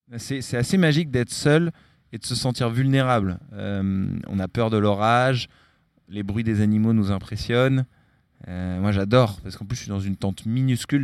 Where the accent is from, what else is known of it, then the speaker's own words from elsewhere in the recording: Larmor-Plage, Brittany, France; also born or lived in San Francisco; now in Marseille, France; Je suis originaire de Bretagne.